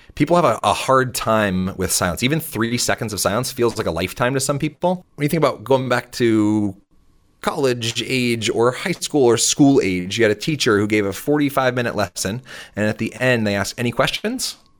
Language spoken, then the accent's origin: English; south of Boston, Massachusetts, United States; I grew up just thirty minutes, uh, south of Boston